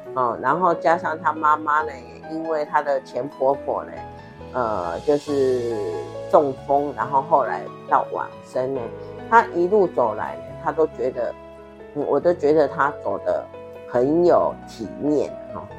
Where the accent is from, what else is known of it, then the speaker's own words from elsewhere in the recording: Taiwan; 我们台湾人民